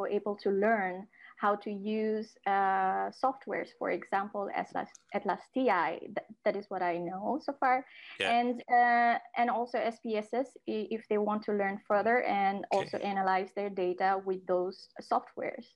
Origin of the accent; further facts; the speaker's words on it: Nepal; first language Nepali; English is a second language; moved away as an adult; now in Netherlands; I am from Nepal